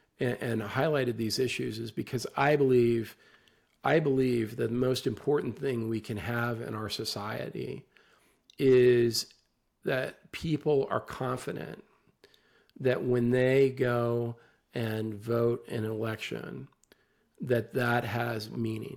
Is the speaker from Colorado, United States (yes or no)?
yes; Western Colorado, United States; where I grew up in Western Colorado